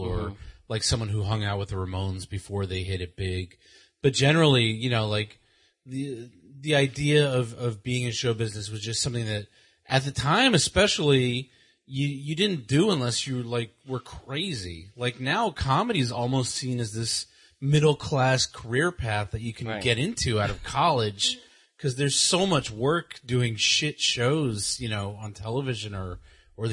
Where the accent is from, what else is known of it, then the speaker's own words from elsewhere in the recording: New York City, New York, United States; I grew up in Central Queens